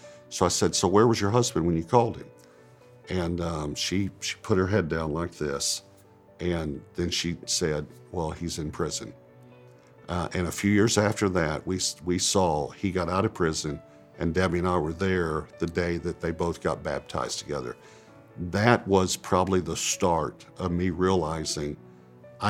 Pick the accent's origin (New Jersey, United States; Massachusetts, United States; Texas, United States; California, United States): Texas, United States; East; born or raised there